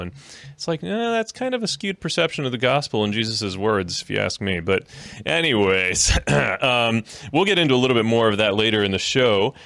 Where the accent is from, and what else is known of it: Bowling Green, Ohio, United States; born or raised there; also born or lived in Miami, Florida